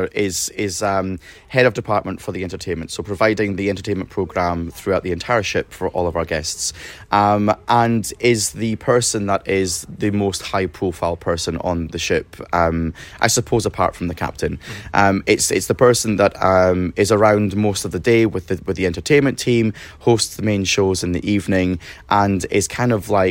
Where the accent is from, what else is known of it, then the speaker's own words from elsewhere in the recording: Scotland, United Kingdom; moved away; as a Scotsman